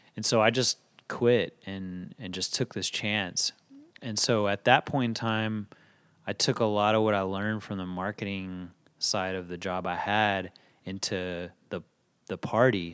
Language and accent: English; Fort Worth, Texas, United States; moved away as an adult; now in Dallas, United States; Fort Worth is wh-, what made me who I am as far as, like, s, as far as school and, and hearing the type of music I was hearing growing up